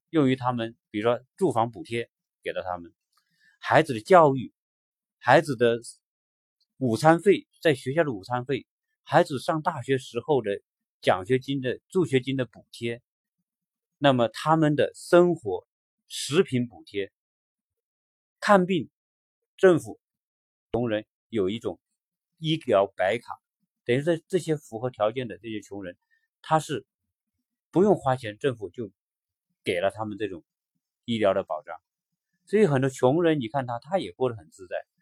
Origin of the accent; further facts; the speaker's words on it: China; 我们中国人的这一代，在改，改革开放成长起来的这一代人